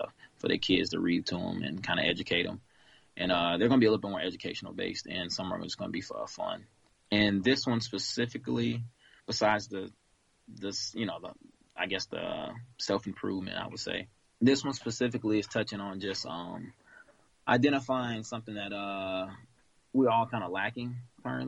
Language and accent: English; Florida panhandle, United States; also born or lived in Kansas City, Missouri; I was born in Kansas City, Missouri, raised in the panhandle of Florida, Long Beach area